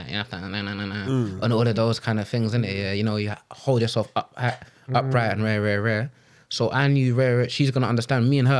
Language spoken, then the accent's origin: English; London, United Kingdom; also born or lived in Cameroon; I'm from Hackney